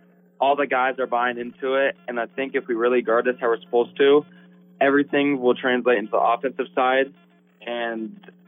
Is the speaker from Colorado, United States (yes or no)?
yes; Colorado, United States; We weren't good enough. We're from the Western Slope.